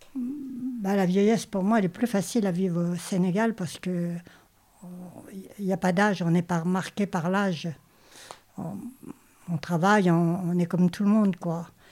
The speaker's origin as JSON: {"language": "French", "region": "Normandy", "country": "France", "also_born_or_lived": "Paris region", "moved": "as an adult", "said": "Je viens de Normandie à l'origine et j'ai passé ma vie en région parisienne depuis l'âge de 18 ans."}